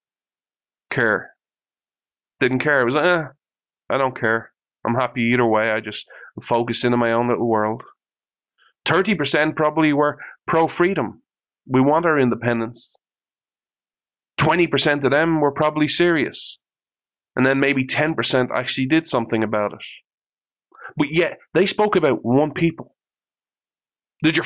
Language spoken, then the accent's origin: English; Ireland; I'm Irish